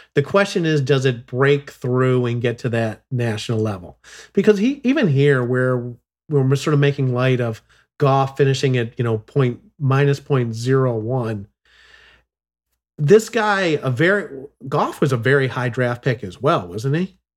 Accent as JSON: {"language": "English", "town": "Chicago", "region": "Illinois", "country": "United States", "tie": "born or raised there", "moved": "yes", "said": "I grew up in Chicago"}